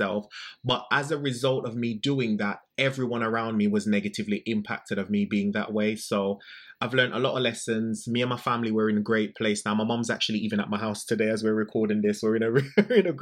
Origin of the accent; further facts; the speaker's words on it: Jamaica; I'm a gay man. I'm from Jamaica